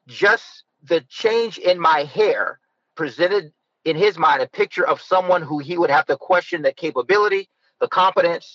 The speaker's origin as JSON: {"language": "English", "town": "Youngstown", "region": "Ohio", "country": "United States", "tie": "born or raised there", "said": "As mayor of Youngstown, I was elected as the first African-American of Youngstown, of my hometown"}